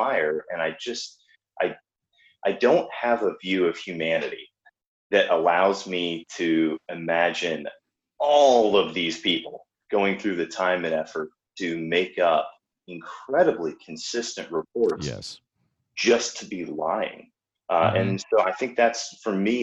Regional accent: Georgia, United States; I'm from Georgia

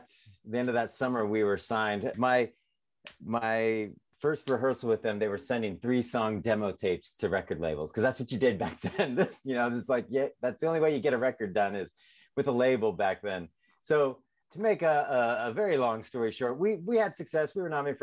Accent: San Diego, California, United States; moved away as an adult; also born or lived in Nashville; now in Portland, United States; I'm originally from San Diego.

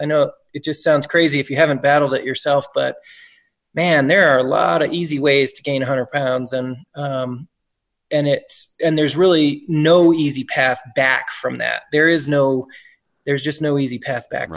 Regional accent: Brookfield, Wisconsin, United States; also born or lived in Memphis, Tennessee / Birmingham, Alabama; now in Reno, United States; we wound up in Brookfield, Wisconsin

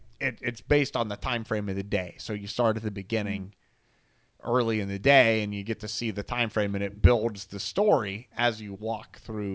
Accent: central Pennsylvania, United States; We grew up strictly in the Alabama part of Pennsylvania.

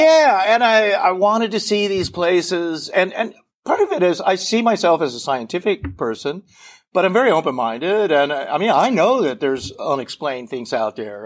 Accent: United States; also born or lived in France; I grew up in Colorado, Montana

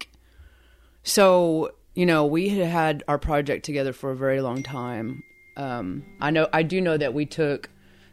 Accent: Eufaula, Oklahoma, United States; moved away as an adult; I graduated from Eufaula High School. That's my hometown

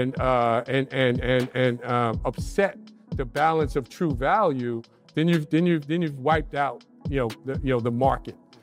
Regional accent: New York City, New York, United States; I grew up in the Bronx

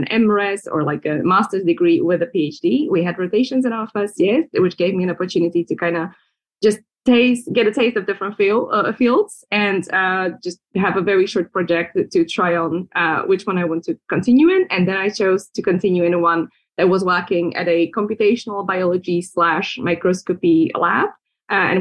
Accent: Slovakia; moved away as an adult; also born or lived in London, United Kingdom; I was born and raised in Slovakia

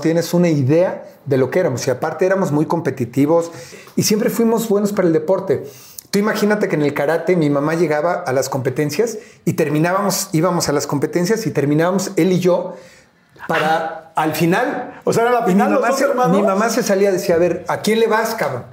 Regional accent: Mexico City, Mexico; no solamente vivía, yo nací en Iztapalapa

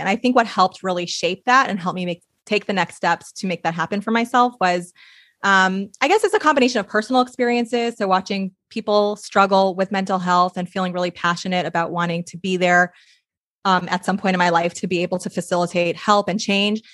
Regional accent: New York, United States; moved away as an adult; now in Portland, United States; I'm from New York originally, so I'm in Portland now

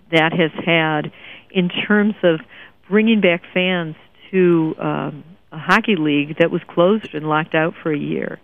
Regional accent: Detroit, Michigan, United States; I grew up in Detroit

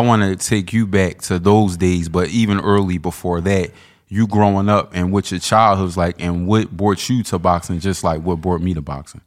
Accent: Philadelphia, Pennsylvania, United States; I'm from twentieth and McAllen

